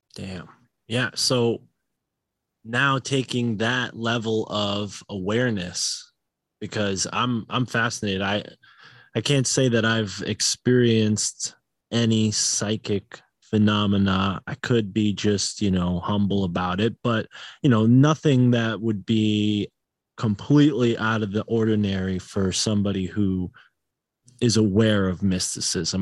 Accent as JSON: {"language": "English", "region": "Northeast", "country": "United States", "tie": "born or raised there", "said": "I was born in the Northeast"}